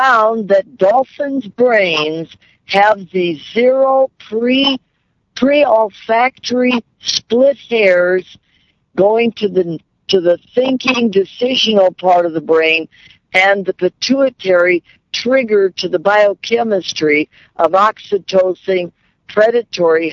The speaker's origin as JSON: {"language": "English", "region": "Midwest", "country": "United States", "tie": "born or raised there", "said": "I was raised in the Midwest, Catholic"}